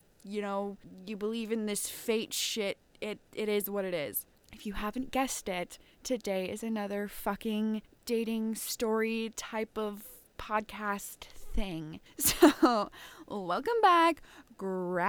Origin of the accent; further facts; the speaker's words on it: Ontario, Canada; I live in a fucking small ass town